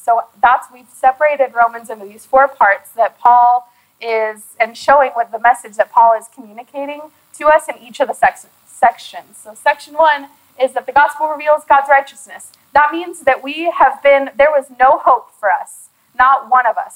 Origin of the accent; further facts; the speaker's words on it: Austin, Texas, United States; I already have my church home that I had in my hometown in Austin